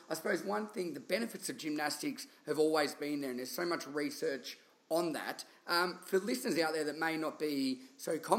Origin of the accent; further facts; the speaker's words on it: Australia; accent: thick Australian; a thick Australian accent like myself.